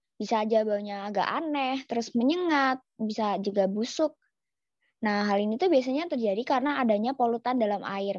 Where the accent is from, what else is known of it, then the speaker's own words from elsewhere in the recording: Yogyakarta, Special Region of Yogyakarta, Indonesia; aku nih kan orang Jogja